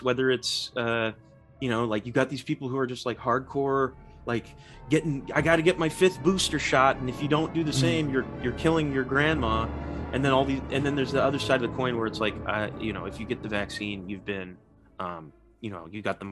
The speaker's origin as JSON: {"language": "English", "region": "Nebraska", "country": "United States", "tie": "born or raised there", "also_born_or_lived": "California", "said": "I'm from California, but I grew up in Nebraska"}